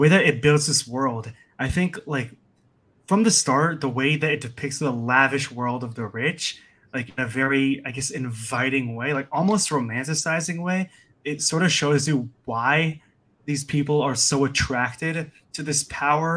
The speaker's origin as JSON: {"language": "English", "country": "United States", "said": "being an American"}